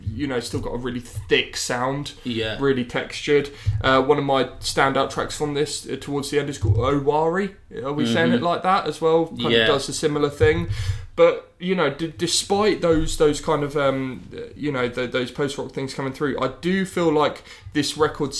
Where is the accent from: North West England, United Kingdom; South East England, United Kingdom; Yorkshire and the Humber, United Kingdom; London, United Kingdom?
South East England, United Kingdom; Horsham; Brighton is not far from my hometown in Horsham in West Sussex.